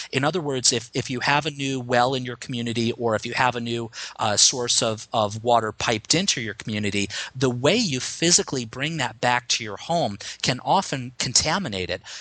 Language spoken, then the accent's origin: English; United States; as an American